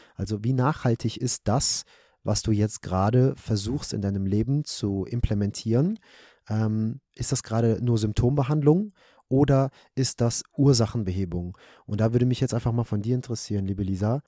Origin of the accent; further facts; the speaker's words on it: Germany; bei uns in Deutschland